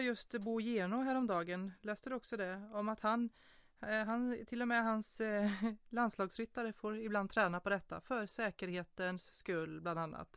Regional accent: Småland, Sweden; mig som född smålänning

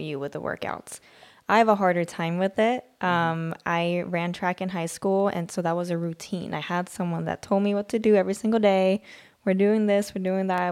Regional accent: Sweden; I'm from Sweden

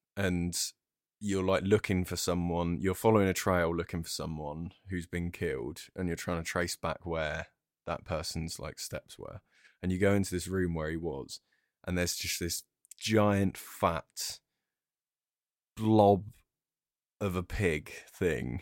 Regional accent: Brighton, South East England, United Kingdom; I'm from Brighton

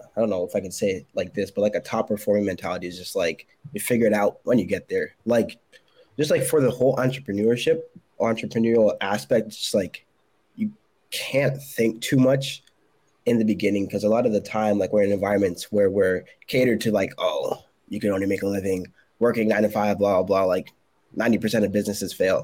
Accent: Connecticut, United States; moved away as an adult; now in South Carolina, United States; I'm from Connecticut, but I moved to South Carolina for my last role

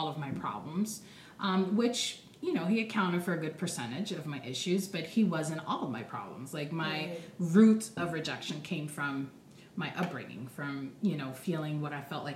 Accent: Rio de Janeiro, Brazil; moved away; I'm originally from Brazil, Rio de Janeiro, and my grandmother raised me.

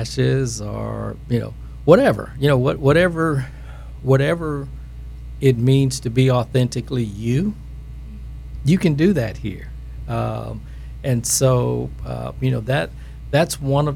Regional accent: Grambling, Louisiana, United States; my upbringing here

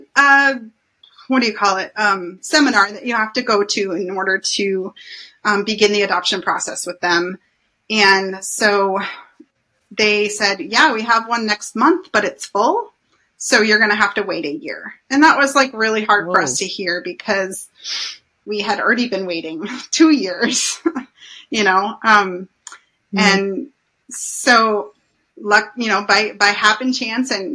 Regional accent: Anchorage, Alaska, United States; I grew up in Anchorage

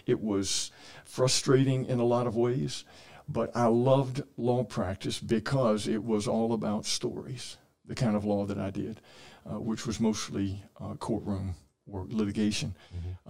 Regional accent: Columbus, Georgia, United States; also born or lived in Bay Minette, Alabama; I grew up here in Columbus, in the Columbus area

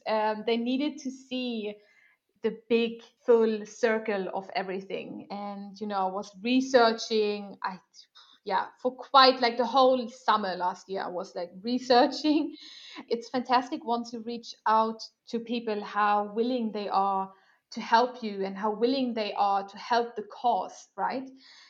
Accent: Germany; born there; English is a second language; also born or lived in Sweden; You know, I will do the same for my home country. I know I'm born in Germany, but whatever. I feel Swedish.

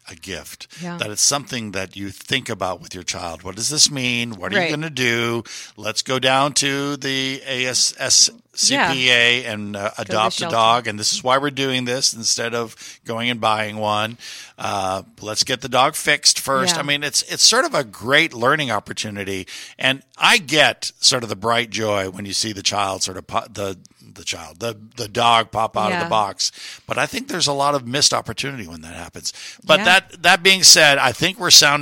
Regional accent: Puerto Rico; now in Houston, United States; growing up in Puerto Rico

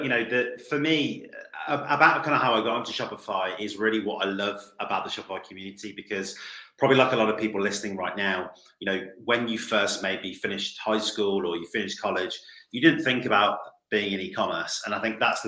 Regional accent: United Kingdom; I'm British.

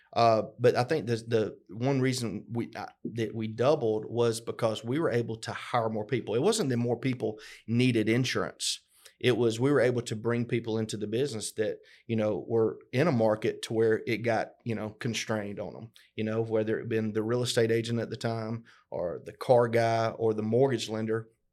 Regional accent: LaGrange, Georgia, United States; we grew up both here in LaGrange, Georgia.

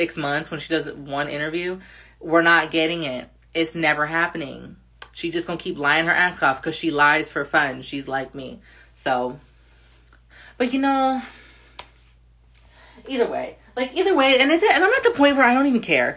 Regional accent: United States; we as an American society

